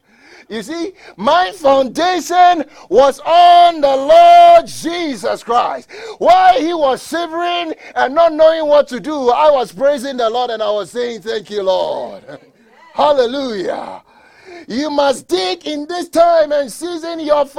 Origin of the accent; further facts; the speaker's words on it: Colorado, United States; I'm from Colorado. I know how to drive a little bit in snow.